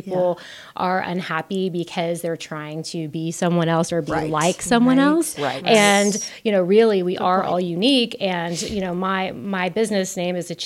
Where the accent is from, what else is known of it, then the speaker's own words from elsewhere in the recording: South Texas, United States; I was from South Texas